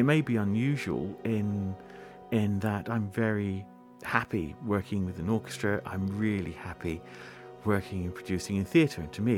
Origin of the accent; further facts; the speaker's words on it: Scotland, United Kingdom; first language Scots; Now, of course, you wouldn't believe it, perhaps, listening to me, but Scots really is my mother tongue.